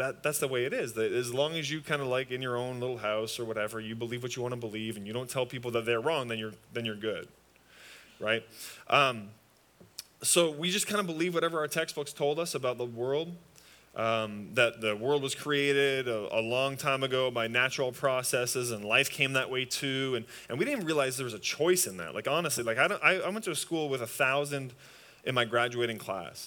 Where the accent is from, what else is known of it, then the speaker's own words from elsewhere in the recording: just outside Toronto, Ontario, Canada; moved away; I'm from Canada, just outside Toronto